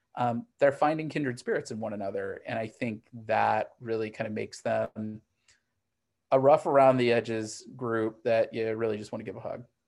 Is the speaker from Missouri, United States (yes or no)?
yes; Missouri, United States; moved away as an adult; also born or lived in Northeast US / New York; now in Los Angeles, United States; I grew up in Missouri, and, um, now I'm actually on the West Coast in, in Los Angeles